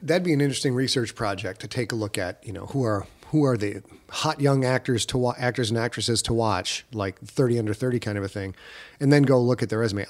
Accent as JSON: {"language": "English", "country": "United States", "said": "an American dude"}